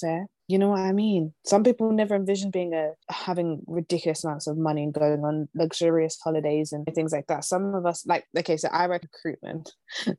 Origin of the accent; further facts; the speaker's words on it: London, United Kingdom; we're from London, so we will never be able to buy a house in London